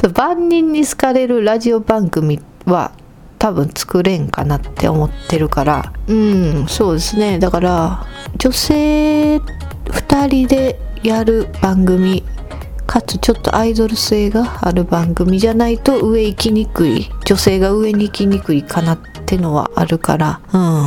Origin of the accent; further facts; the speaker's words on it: Kansai, Japan; 私たち関西の人